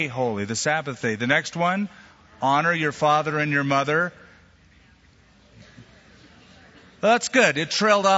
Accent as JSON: {"language": "English", "country": "United States", "said": "our country, the United States of America"}